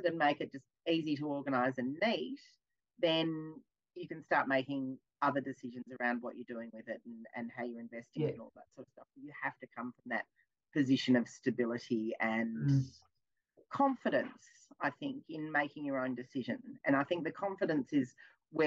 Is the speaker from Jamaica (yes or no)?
no; Melbourne, Victoria, Australia; I'm from Melbourne